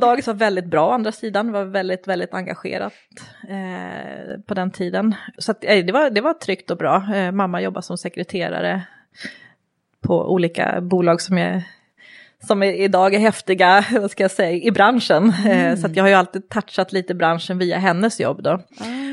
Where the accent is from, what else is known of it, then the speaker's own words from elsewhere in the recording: Järfälla, Stockholm County, Sweden; Jag är uppvuxen i Järfälla, eh, så jag är en förortstjej